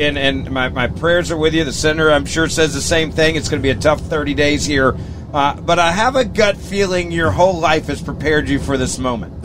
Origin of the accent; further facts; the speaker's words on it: Memphis, Tennessee, United States; I grew up in Memphis, Tennessee